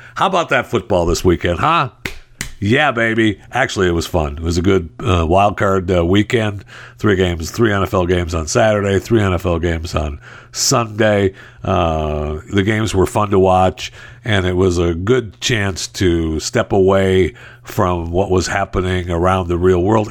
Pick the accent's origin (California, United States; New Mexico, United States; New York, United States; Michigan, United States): Michigan, United States; I was raised in Michigan